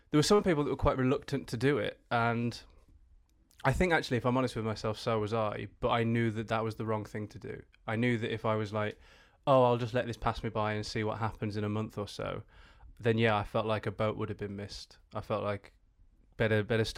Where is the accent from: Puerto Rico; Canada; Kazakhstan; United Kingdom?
United Kingdom; Black Country, West Midlands; moved away as an adult; also born or lived in West Bromwich / Tipton; I grew up in the West Midlands. Technically, black country